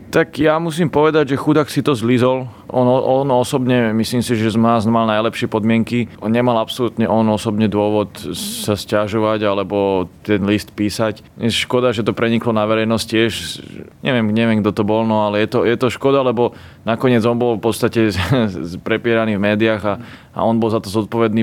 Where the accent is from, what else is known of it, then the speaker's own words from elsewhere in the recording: Slovakia; doma na Slovensku